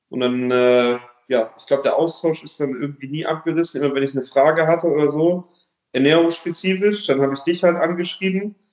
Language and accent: German; Leverkusen, North Rhine-Westphalia, Germany; ich komme ursprünglich aus Leverkusen, äh, bin jetzt vor ein paar Jahren aber äh, ins Schwabenland gezogen.